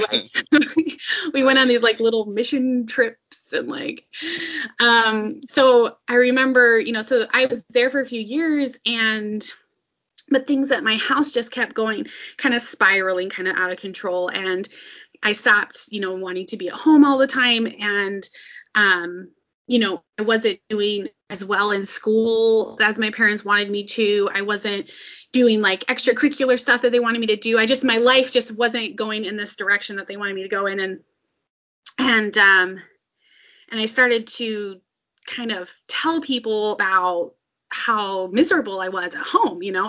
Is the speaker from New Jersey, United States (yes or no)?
no; suburbs of Minneapolis–St. Paul, Minnesota, United States; I grew up in Minnesota and um, in like the suburbs of Minneapolis, St. Paul